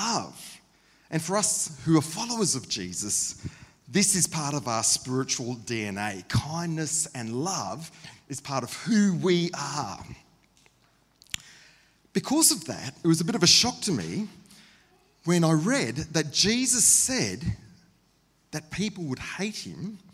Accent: Queensland, Australia; also born or lived in Sydney, New South Wales; Passionate Queenslanders

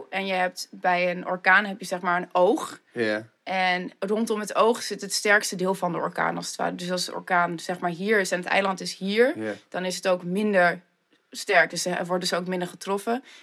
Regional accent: Leeuwarden, Friesland, Netherlands; born there; Ja, geboren in Leeuwarden, maar niet getogen dus. En eh, ja, ik ben eigenlijk terug verhuisd naar Leeuwarden voor mijn studie.

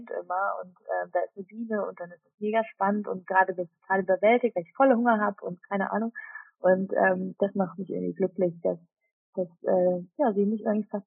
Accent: Switzerland; Ähm, bin Schweizerin, dadurch gibt es immer um Weihnachten rum äh, leider sehr viel Käse.

